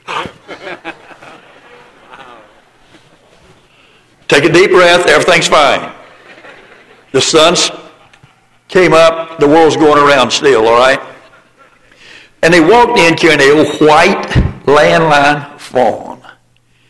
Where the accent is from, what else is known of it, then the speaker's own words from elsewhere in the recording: the Bible Belt of the South, United States; I was born and raised in the Bible Belt of the South